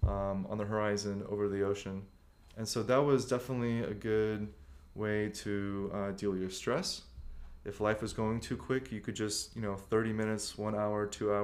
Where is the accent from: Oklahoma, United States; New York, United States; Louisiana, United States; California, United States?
California, United States; San Diego; moved away as an adult; now in Poland; I come from San Diego, so 30 minutes in one direction, I had the beach, and then 30 minutes in another direction, by car, I had mountains that I could hike up